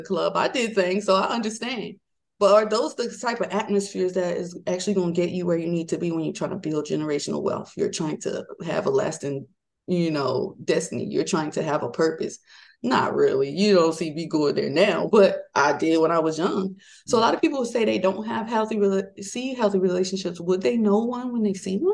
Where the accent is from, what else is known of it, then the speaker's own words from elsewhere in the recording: Maryland, United States; moved away as an adult; I'm from Maryland, my husband's from Georgia